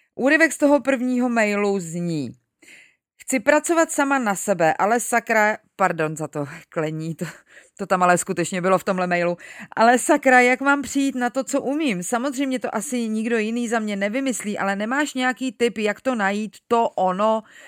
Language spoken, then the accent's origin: Czech; Czechia; tady u nás v Čechách